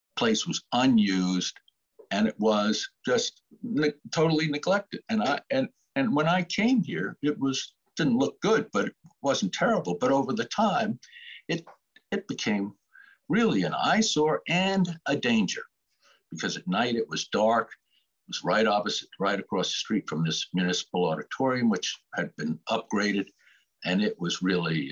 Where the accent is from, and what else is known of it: Connecticut, United States; born or raised there; also born or lived in Boston, Massachusetts / Andover, Massachusetts